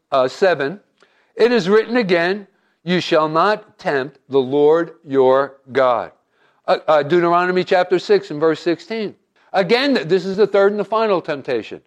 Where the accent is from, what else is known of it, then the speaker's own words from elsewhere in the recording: New Jersey, United States; I'm Italian and I'm from Jersey